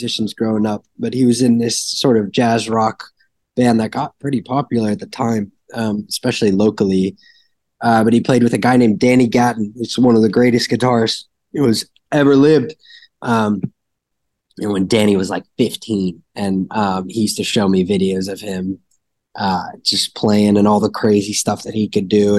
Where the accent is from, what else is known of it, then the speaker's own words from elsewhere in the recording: Savannah, Georgia, United States; also born or lived in Maryland; I moved when I was really young, when I was maybe 3 years old, to Savannah